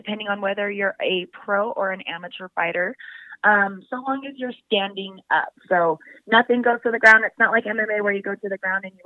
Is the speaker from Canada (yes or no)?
no; Salt Lake City, Utah, United States; moved away as an adult; also born or lived in Wyoming / South Dakota; born and raised in Salt Lake City, Utah.